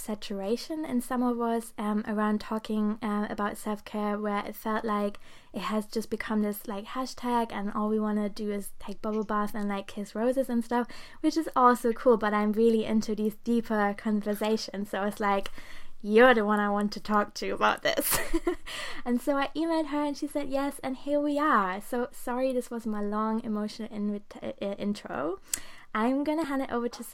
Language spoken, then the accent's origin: English; Germany; also born or lived in Portugal; now in Brighton, United Kingdom; I'm in Brighton in the UK right now, which I really love. And I'm originally from Germany